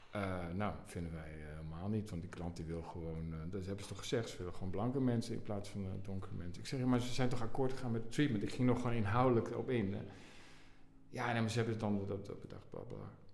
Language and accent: Dutch; Assen, Drenthe, Netherlands; also born or lived in Nijkerk; Ik ben geboren in Nijkerk, maar ik ben opgegroeid in Drenthe, in Assen.